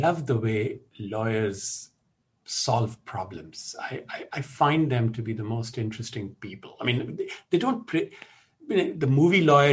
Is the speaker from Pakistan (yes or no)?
yes; Pakistan; now in United States; I'm originally from Pakistan